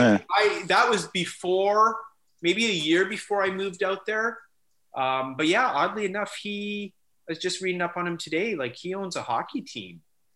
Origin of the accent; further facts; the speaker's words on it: California, United States; So moved to, you know, 92, growing up in Southern California. Obviously I left everything that I knew behind, hockey, friends, family